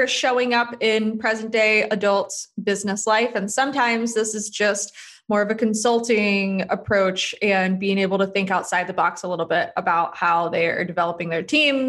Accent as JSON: {"language": "English", "town": "Charlotte", "region": "North Carolina", "country": "United States", "tie": "born or raised there", "moved": "as an adult", "said": "I grew up in Charlotte, North Carolina."}